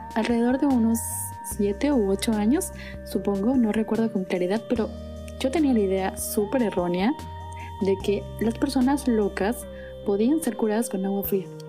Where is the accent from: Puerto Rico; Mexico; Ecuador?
Ecuador; Puerto Francisco de Orellana, Orellana; soy del COCA